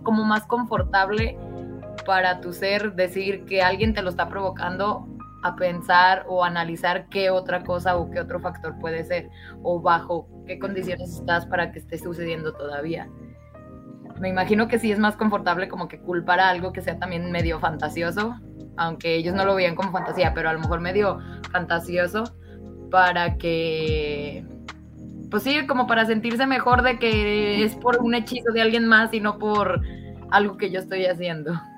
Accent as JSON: {"language": "Spanish", "country": "Mexico", "said": "aquí de donde yo soy, este, hay una comunidad que se llama mesquetic"}